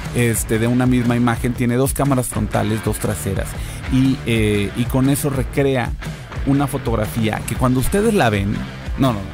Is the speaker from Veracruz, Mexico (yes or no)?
no; Tamaulipas, Mexico; yo soy de Tamaulipas, soy, soy del rancho